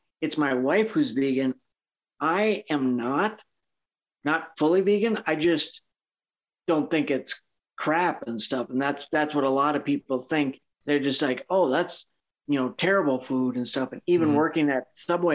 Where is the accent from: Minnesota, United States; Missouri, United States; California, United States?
Minnesota, United States; northern; also born or lived in Front Range, Colorado; now in Craig, United States; I was born and raised in northern Minnesota.